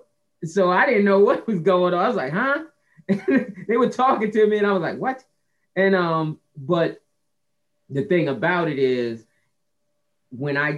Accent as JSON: {"language": "English", "region": "New Jersey", "country": "United States", "tie": "born or raised there", "said": "I grew up in New Jersey"}